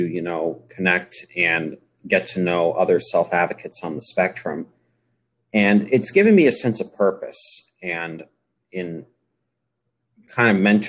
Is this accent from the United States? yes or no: yes; Massachusetts, United States; I'm from Massachusetts